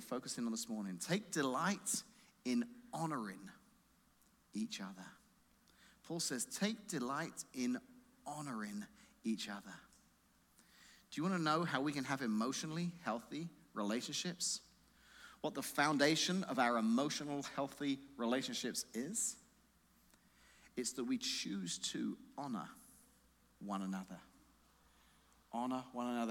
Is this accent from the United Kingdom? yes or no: yes; England, United Kingdom; moved away; Growing up in England, I went to a grade school